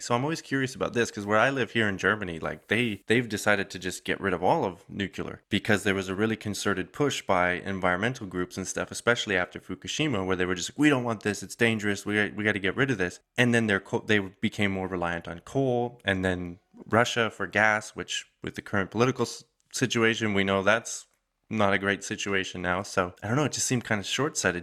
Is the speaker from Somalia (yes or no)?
no; Calgary, Alberta, Canada; my hometown, Calgary